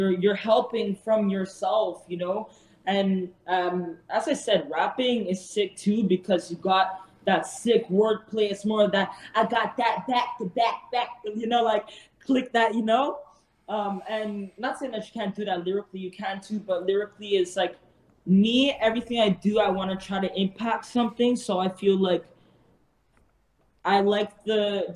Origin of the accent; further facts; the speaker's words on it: Montreal, Quebec, Canada; I'm from Montreal